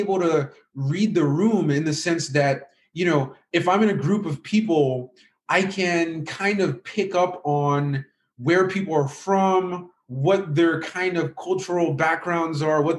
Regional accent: Kansas, United States; And so like growing up in America, moving around a lot, you know, in some areas I was around, like you, like right now how I'm speaking English is kind of like my default, right? Because I'd say that's because of where I was raised in, like, you know, the Midwest in Kansas.

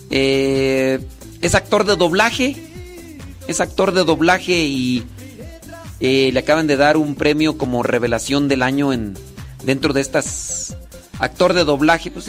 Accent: Acámbaro, Guanajuato, Mexico; Yo también soy ahí de, de Acámbaro, Guanajuato. Salud, salud de Acámbaro, Guanajuato.

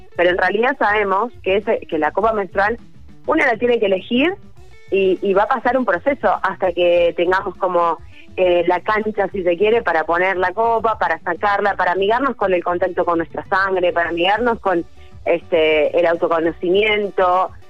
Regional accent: Argentina; nuestro país

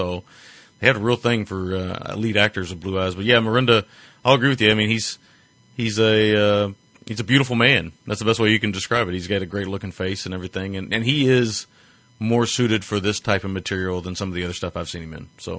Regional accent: United States; I'm an American.

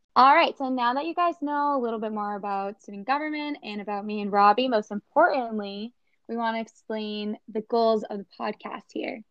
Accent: North Reading, Massachusetts, United States; I'm from North Reading, Massachusetts, which is pretty close to Boston

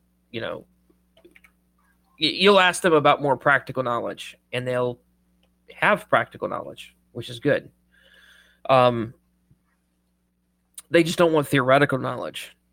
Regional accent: Southern United States, United States; accent: Southern; we as Southerns

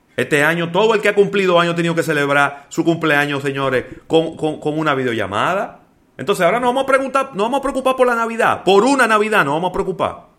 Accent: Dominican Republic

